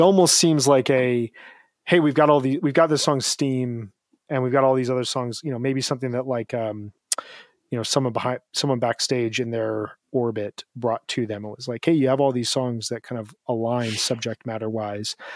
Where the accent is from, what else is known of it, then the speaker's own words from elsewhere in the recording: Chicago suburbs, Illinois, United States; growing up in the Chicago suburbs